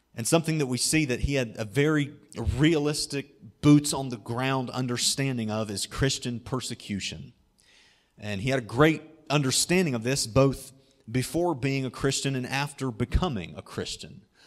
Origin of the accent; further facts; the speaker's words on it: Germantown, Ohio, United States; I grew up in Germantown, Ohio, which is kind of between Dayton and Cincinnati